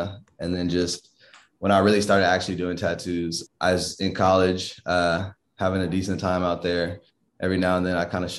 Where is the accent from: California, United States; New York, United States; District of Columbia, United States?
California, United States; Inglewood; I grew up in Inglewood, California. Just all over LA too.